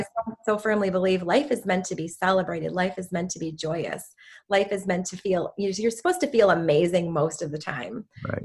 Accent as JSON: {"language": "English", "town": "Chicago", "region": "Illinois", "country": "United States", "said": "I'm from the Chicago area, Chicago, okay. Illinois"}